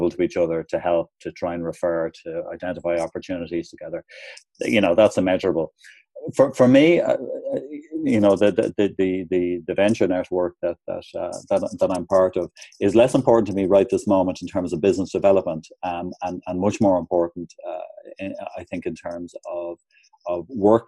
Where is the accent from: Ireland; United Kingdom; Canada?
Ireland; moved away as an adult; also born or lived in Hong Kong; when I arrived back in Ireland, while I still had obviously a kind of a family network